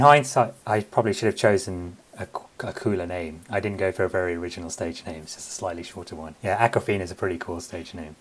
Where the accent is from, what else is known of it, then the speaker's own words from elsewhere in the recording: London, United Kingdom; My family is Sri Lankan, uh, but I was born and raised in London